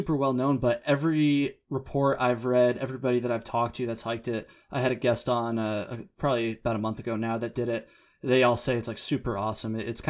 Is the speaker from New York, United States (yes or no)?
no; Burlington, Vermont, United States; Hey, I'm from Burlington, Vermont